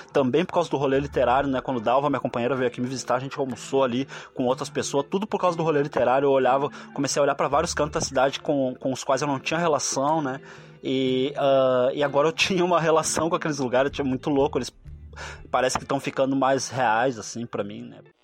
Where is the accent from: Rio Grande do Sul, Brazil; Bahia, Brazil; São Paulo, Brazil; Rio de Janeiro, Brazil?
Rio Grande do Sul, Brazil; Porto Alegre; Eu sou de Porto Alegre